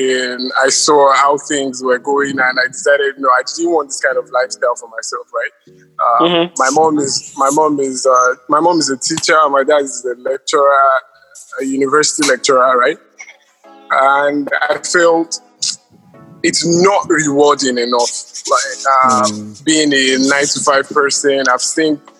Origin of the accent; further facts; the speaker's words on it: Nigeria; I'm a Nigerian.